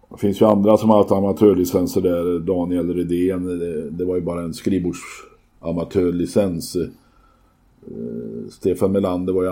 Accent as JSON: {"language": "Swedish", "town": "Skara", "region": "Västra Götaland", "country": "Sweden", "lives_now": "Skövde, Sweden", "said": "Jag är från Skara, då kan man aldrig bli Skövdebo."}